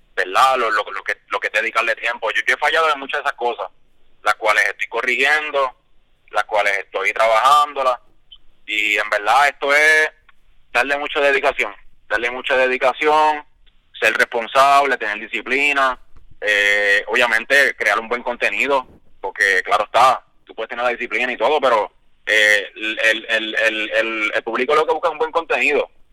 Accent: Isabela, Puerto Rico; Isabela, que es mi pueblo

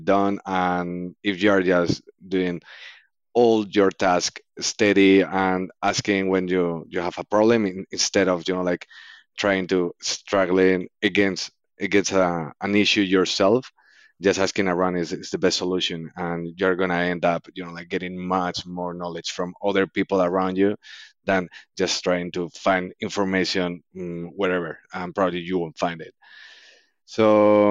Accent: Spain; also born or lived in Canada; now in Oxford, United Kingdom; I'm an Spanish guy that just came over from Canada after finishing my studies

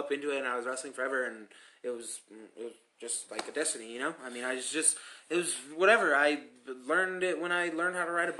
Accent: Commerce City, Colorado, United States; we're kids from Commerce City and Adam City. We went to Adam City High School.

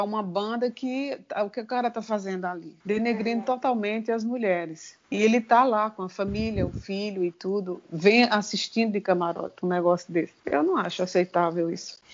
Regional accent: Sertânia, Pernambuco, Brazil; now in Recife, Brazil; eu sou do interior de Sertânia

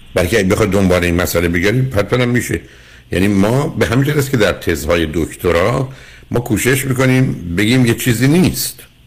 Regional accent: Iran; ما به نوعی که در یک کشوری مانند ایران بزرگ شدیم

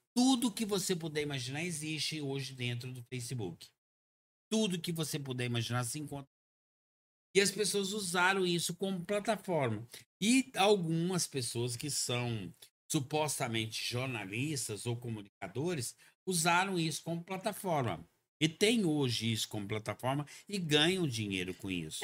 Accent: Goiânia, Goiás, Brazil; also born or lived in Uberlândia, Minas Gerais / Itumbiara, Goiás; now in Caldas Novas, Brazil; Eu sou natural da cidade de Goiânia, minha família é toda na cidade de Goiânia

